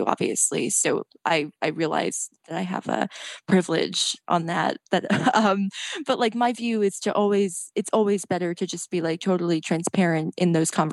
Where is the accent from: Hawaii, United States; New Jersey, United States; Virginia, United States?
New Jersey, United States; Red Bank; I was writing for an alt weekly in New Jersey, where I'm from Red Bank, New Jersey